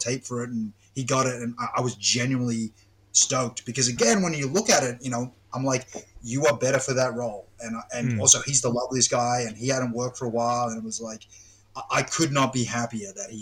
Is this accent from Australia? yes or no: yes; Australia; me being Australian